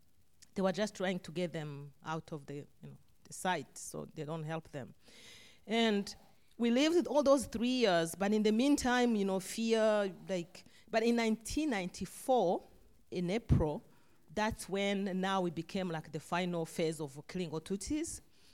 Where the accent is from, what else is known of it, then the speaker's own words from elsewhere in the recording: Rwanda; moved away as an adult; I was born and raised in Rwanda